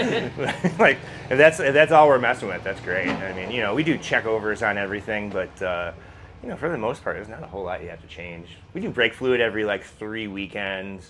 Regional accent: Milwaukee, Wisconsin, United States; Milwaukee, actually, just right down the road from here

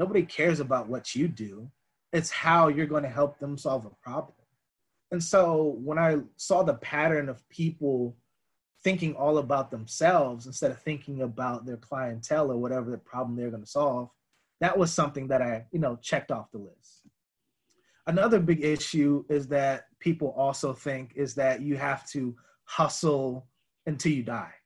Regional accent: United States; growing up Black in America

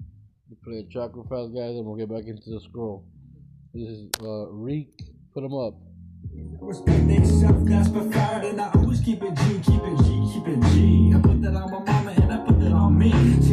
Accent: Norco, California, United States; That's in my hometown right there, where I live.

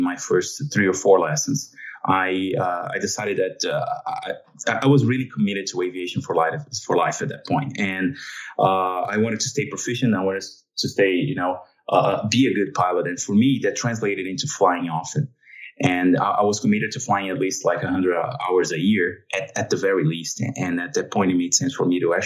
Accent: São Paulo, Brazil; moved away as an adult; now in United States; My hometown is São Paulo, Brazil. That's where I grew up

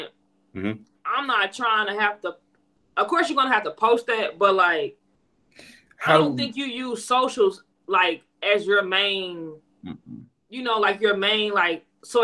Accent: Chicago, Illinois, United States; moved away as an adult; now in Sherwood, United States; I'm from Chicago, Illinois.

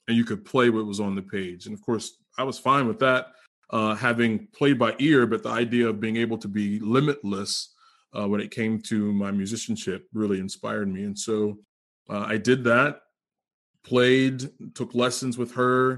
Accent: Cambridge, Maryland, United States; that's where I'm from.

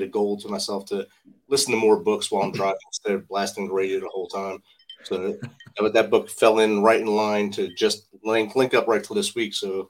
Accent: New Jersey, United States; We both had little businesses growing up in New Jersey

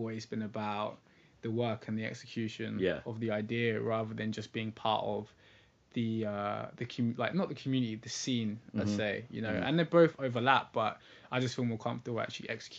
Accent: England, United Kingdom; accent: English; also born or lived in London; I sound English. I grew up and studied in England. I was born in London.

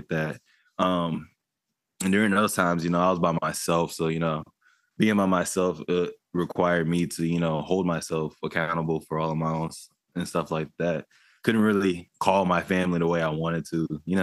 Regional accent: Lawton, Oklahoma, United States; I'm from Lawton, Oklahoma, which is the shady 580

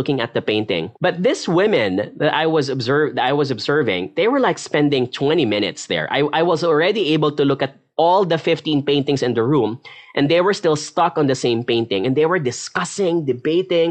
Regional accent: Philippines; being a Filipino

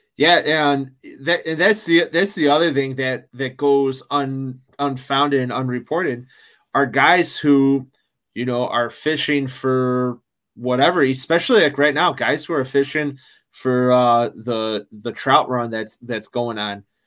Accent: Chicago, Illinois, United States; I'm from Chicago, I'm from the Midwest

